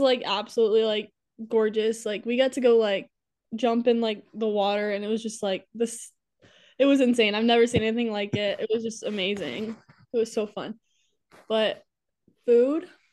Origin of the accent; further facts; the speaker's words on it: Waverly, Iowa, United States; also born or lived in Alabama; I'm from Waverly, Iowa. I was born in Alabama, though